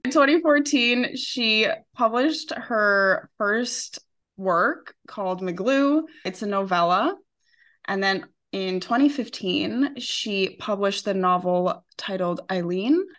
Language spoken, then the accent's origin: English; Western Canada, Canada; moved away as an adult; now in Spain; I'm Canadian